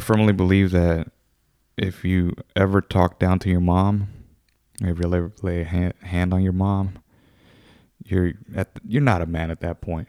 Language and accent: English; United States; I was born here in America